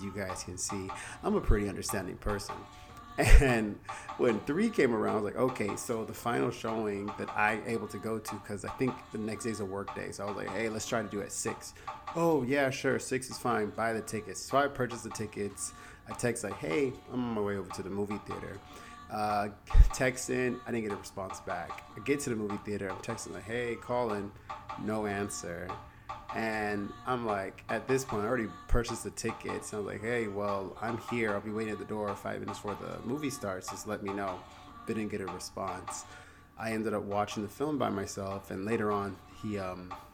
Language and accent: English; the South, United States; moved away as an adult; now in Los Angeles, United States; I'm from the South.